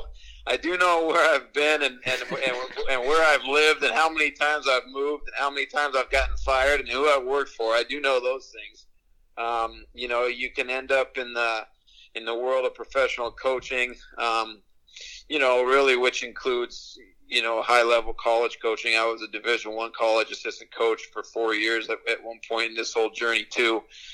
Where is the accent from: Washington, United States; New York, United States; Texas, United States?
Washington, United States; Seattle; moved away; I was born and raised in Seattle, Washington